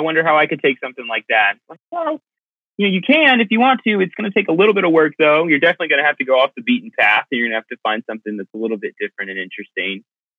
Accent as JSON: {"language": "English", "town": "Cupertino", "region": "California", "country": "United States", "tie": "born there", "also_born_or_lived": "Oregon / Connecticut / Middle East", "said": "I was born in Cupertino, lived in Oregon for quite some time, Connecticut for a while. I lived in the Middle East for 2 years."}